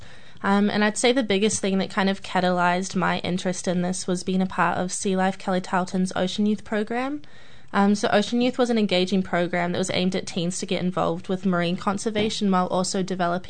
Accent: Auckland, New Zealand; moved away as an adult; now in Hamilton, New Zealand; I'm from Auckland

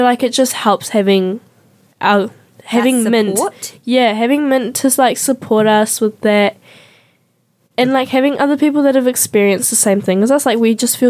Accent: Venezuela; I was like, no, I'm from Venezuela.

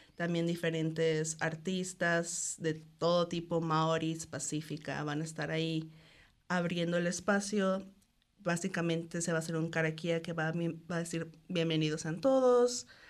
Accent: Cancún, Quintana Roo, Mexico; moved away as an adult; also born or lived in Guadalajara, Mexico; now in New Zealand; soy de Cancún, aunque estudié en Guadalajara y viví ahí por cuatro años

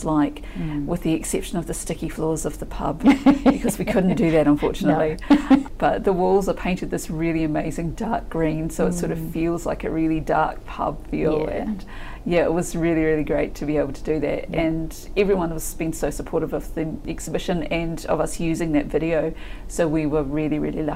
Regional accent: Dunedin, Otago, New Zealand; moved away; I'm from Dunedin. I was born here. I've been away and come back a few times.

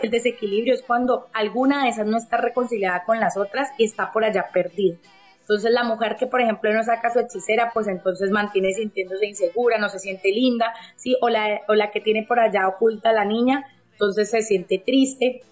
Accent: Cali, Valle del Cauca, Colombia; yo soy de Cali, Colombia, estoy acá en Cali, Colombia

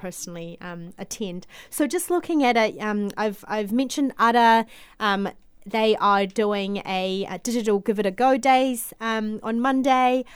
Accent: Auckland, New Zealand; moved away as an adult; also born or lived in Guangzhou, China; now in Christchurch, New Zealand; migrated to New Zealand when I was seven in 1997.

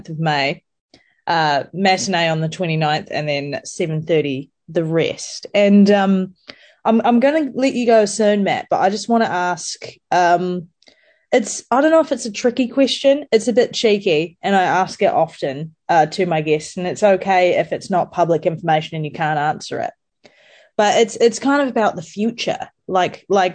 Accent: New Zealand; I grew up in New Zealand

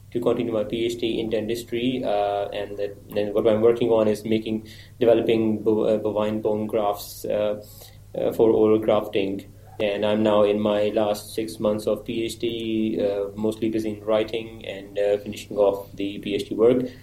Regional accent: Sialkot, Punjab, Pakistan; also born or lived in Saudi Arabia; I'm originally from Pakistan, Sialkot city. Um, and I was born in Saudi Arabia

